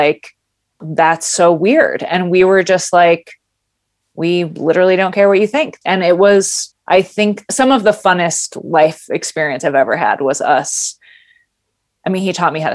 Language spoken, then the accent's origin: English; Grand Rapids, Michigan, United States; also born or lived in California; I was born and raised in Grand Rapids